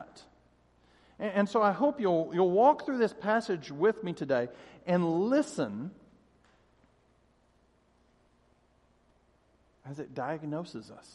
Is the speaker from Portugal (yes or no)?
no; Denver, Colorado, United States; I grew up in Denver